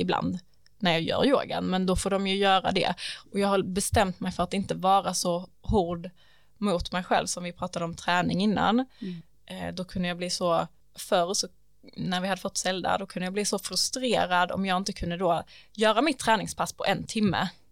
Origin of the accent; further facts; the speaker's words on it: Vinslöv, Skåne, Sweden; moved away; jag är ju från Vinslöv